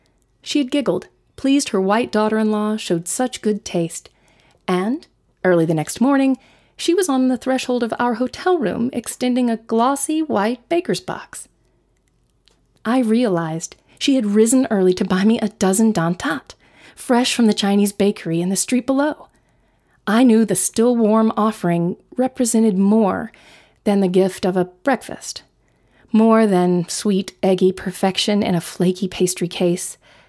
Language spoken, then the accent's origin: English; New Zealand; And I was born and raised in New Zealand